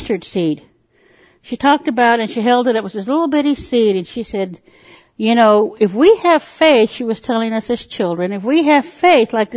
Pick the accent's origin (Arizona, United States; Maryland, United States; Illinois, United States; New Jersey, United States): Arizona, United States; Parker; also born or lived in Lake Havasu, California; now in Tulsa, United States; I was born on the Colorado River Indian Reservation in Parker, Arizona. As a child, my mother, who was a Christian, would take us to church, the Poston Baptist Church, at the lower end of the reservation.